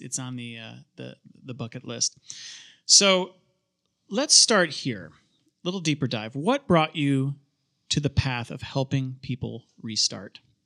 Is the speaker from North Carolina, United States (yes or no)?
yes; Charlotte, North Carolina, United States; also born or lived in upstate New York; I was born in oh nine in New York, but Charlotte is home because we moved here